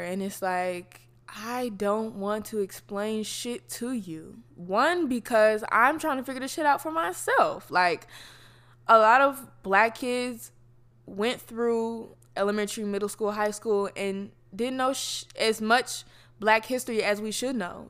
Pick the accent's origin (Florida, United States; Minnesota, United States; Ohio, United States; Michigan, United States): Florida, United States; I'm from Florida, so a lot of people that I know come from black Southern families